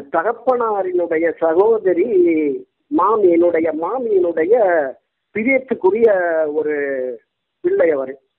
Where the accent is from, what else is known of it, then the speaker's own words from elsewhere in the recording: Nagore, Tamil Nadu, India; நாகூர் கொள்ளக்கருவில் ஆயிரத்தி தொள்ளாயிரத்தி அறுபதில் பிறந்தேன்